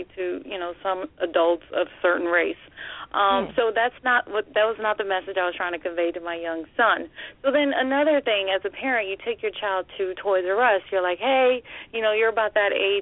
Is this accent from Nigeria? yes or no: yes; Nigeria; moved away; I'm originally from Nigeria.